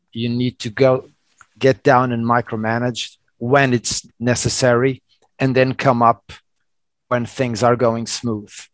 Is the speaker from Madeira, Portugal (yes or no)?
yes; Madeira Island, Portugal; English is a second language; moved away; also born or lived in Lisbon, Portugal; I was born in Portugal in Madeira Island